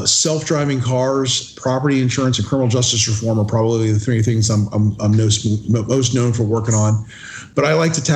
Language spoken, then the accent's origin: English; Florida, United States; I was born and raised in Florida.